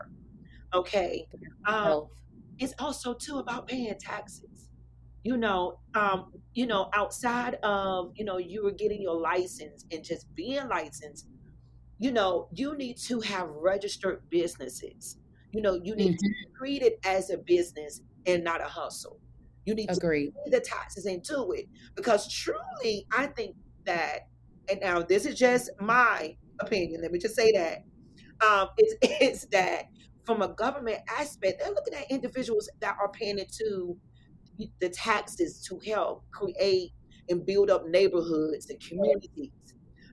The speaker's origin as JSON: {"language": "English", "region": "Alabama", "country": "United States", "moved": "yes", "said": "I'm from Alabama, you know, and so when I went back home and visit during the summers"}